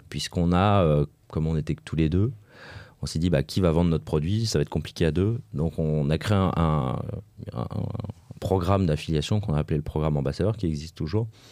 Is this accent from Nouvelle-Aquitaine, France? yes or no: no; Lyon, Auvergne-Rhône-Alpes, France; je suis lyonnais